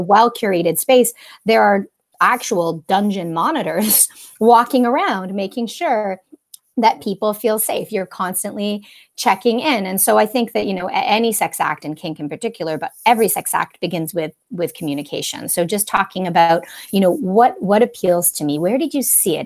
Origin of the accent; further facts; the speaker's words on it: Canada; accent: Canadian; also born or lived in Toronto; I'm a Canadian.